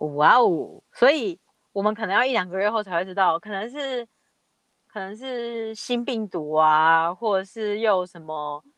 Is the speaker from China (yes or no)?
no; Taiwan; 其实我们很多人在台湾